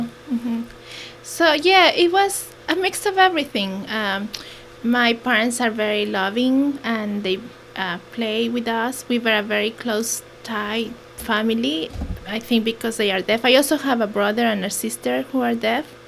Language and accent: English; Toluca, State of Mexico, Mexico; first language Mexican Sign Language; English is a second language; now in Hammonton, United States; I was born in Toluca, Me- uh, Mexico.